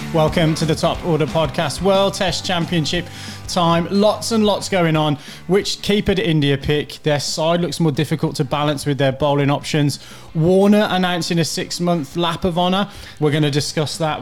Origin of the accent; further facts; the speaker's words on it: England, United Kingdom; as an Englishman